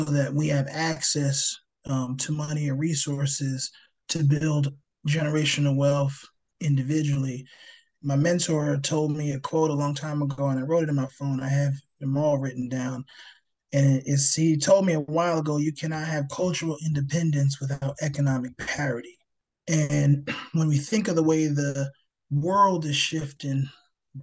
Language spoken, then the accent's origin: English; New Jersey, United States; I grew up in New Jersey